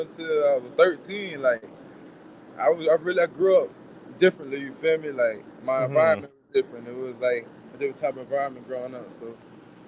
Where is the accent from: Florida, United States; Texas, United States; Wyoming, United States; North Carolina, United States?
Florida, United States; now in Louisville, United States; I'm from Florida